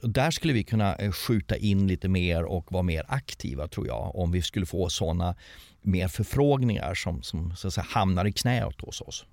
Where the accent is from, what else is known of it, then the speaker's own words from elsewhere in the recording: Sweden; som svensk